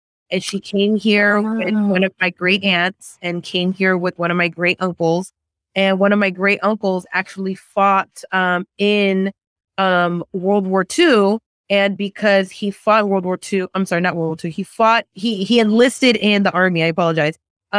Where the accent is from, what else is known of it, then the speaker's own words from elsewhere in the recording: San Francisco, California, United States; also born or lived in San Jose / Cupertino; I also identify being Nicaragüense, even though I was born and raised in San Francisco, being first generation. So first generation, U.S. born Nicaragüense.